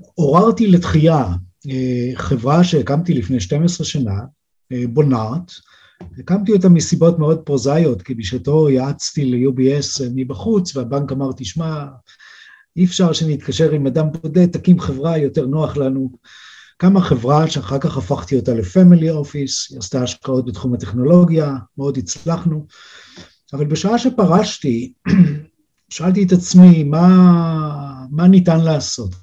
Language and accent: Hebrew; Israel; moved away as an adult; now in Switzerland; אני ישראלי